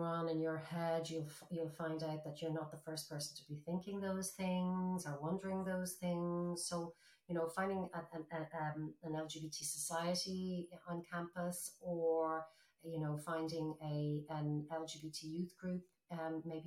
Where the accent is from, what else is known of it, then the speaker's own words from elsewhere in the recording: Ireland; my generation experienced growing up in Ireland